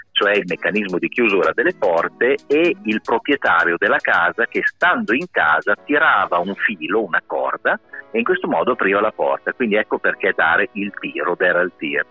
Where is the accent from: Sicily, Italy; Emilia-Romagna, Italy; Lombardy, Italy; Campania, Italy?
Emilia-Romagna, Italy; Bologna; alla nostra, alla nostra città